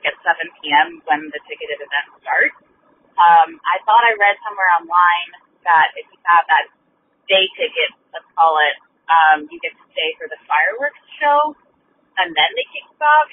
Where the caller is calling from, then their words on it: Bay Area, California, United States; I'm calling from the Bay Area